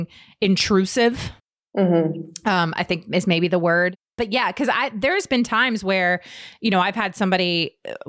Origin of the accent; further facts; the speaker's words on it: Virginia, United States; we're both from Virginia